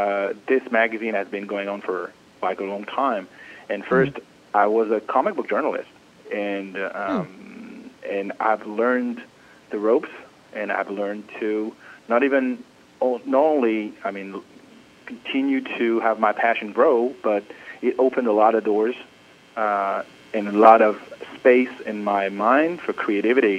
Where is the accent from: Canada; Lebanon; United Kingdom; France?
France; Paris, Île-de-France; moved away as an adult; now in New York, United States; I was born in Paris, France